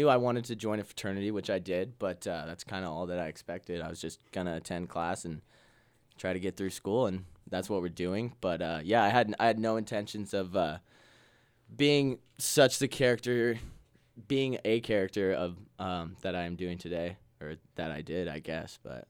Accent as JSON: {"language": "English", "town": "Ephrata", "region": "Washington", "country": "United States", "said": "Small town, Ephrata, Washington."}